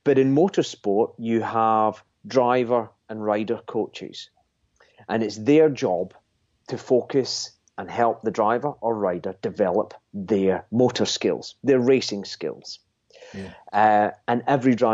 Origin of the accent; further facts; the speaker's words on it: Scotland, United Kingdom; I'm a Scotsman